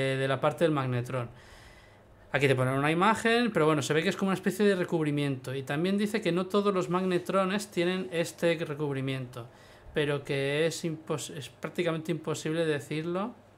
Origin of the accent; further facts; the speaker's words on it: Ibiza, Balearic Islands, Spain; now in Tarragona, Spain; yo vengo de Ibiza